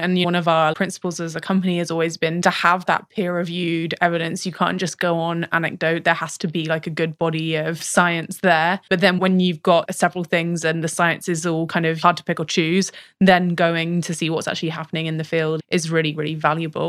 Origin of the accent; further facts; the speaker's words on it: United Kingdom; accent: British; I have a British accent